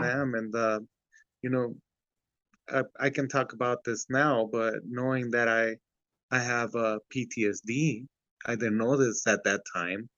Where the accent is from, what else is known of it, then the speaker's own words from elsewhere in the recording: Santa Ana, California, United States; also born or lived in Ciudad Juárez, Mexico; we ended up in uh, Santa Ana, California, in Garden Grove area